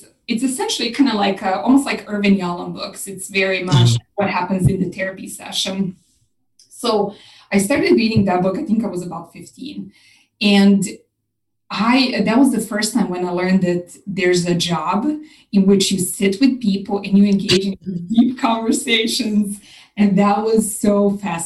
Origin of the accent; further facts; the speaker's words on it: Serbia; moved away as an adult; now in Austin, United States; When I was about 21, I left Serbia, my home country, to work on a cruise ship